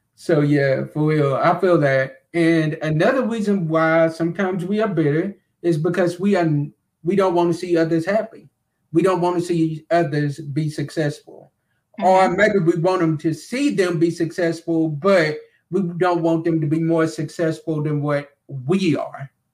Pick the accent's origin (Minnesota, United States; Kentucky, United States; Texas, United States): Kentucky, United States; Glasgow; that is right in my home city and right, in, right where I'm from.